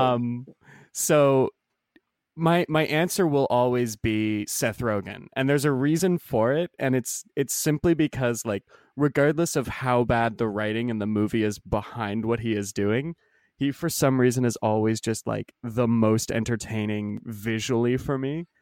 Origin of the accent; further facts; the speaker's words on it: Canada; I'm Canadian.